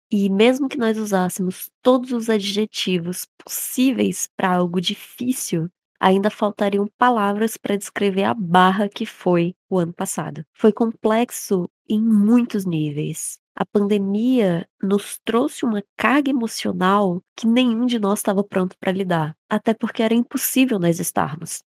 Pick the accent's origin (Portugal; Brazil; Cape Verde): Brazil; sendo brasileiro